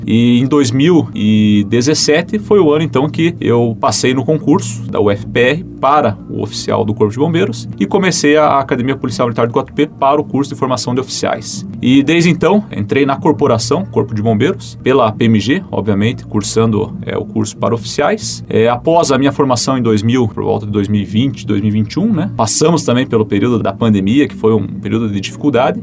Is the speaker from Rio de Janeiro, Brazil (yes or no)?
no; Curitiba, Paraná, Brazil; moved away as an adult; now in Coronel Vivida, Brazil; eu sou natural de Curitiba, nasci em Curitiba e me criei é, em Curitiba e até os meus 28 anos morei em Curitiba